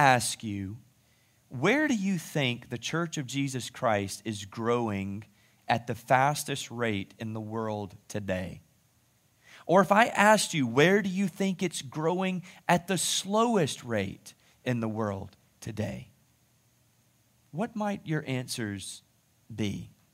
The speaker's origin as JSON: {"language": "English", "country": "United States", "said": "I'm an American citizen. I'm even a proud American citizen. I speak the language"}